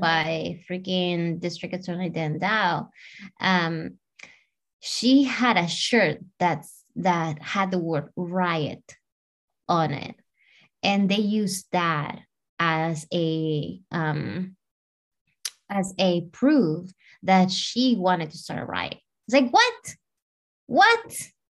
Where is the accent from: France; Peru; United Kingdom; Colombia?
Peru; I'm from South America, I'm from Peru.